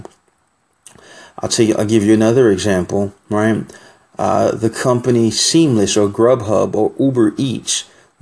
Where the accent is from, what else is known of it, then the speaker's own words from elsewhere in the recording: New York City, New York, United States; I'm from New York City